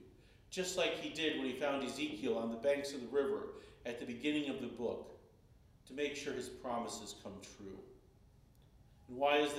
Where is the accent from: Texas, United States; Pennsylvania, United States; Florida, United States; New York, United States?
Florida, United States; one of the little towns that I grew up in Florida